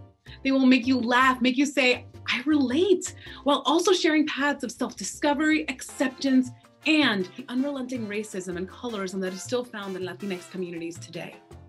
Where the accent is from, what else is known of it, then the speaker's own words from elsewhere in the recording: North Bergen, New Jersey, United States; moved away as an adult; also born or lived in Philadelphia, Pennsylvania / Lancaster, Pennsylvania / Barcelona, Spain; So I'm originally a North Jersey girl. So I grew up in North Bergen, New Jersey. I was born in Jersey City, Union City, was in North Bergen for the majority of what I consider my childhood.